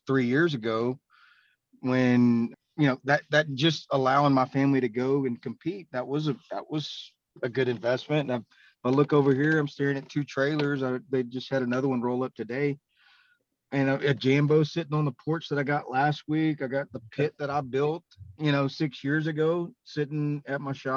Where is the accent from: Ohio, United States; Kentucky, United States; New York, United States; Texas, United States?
Texas, United States; Beaumont; I'm from the Beaumont, Texas area.